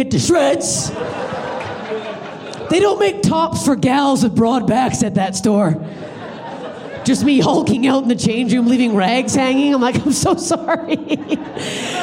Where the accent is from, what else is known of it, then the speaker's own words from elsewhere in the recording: Canada; now in Los Angeles, United States; I'm Canadian.